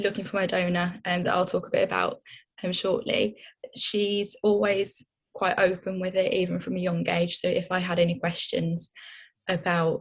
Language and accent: English; Birmingham, West Midlands, United Kingdom; now in London, United Kingdom; I'm originally from Birmingham, but I'm now living in London.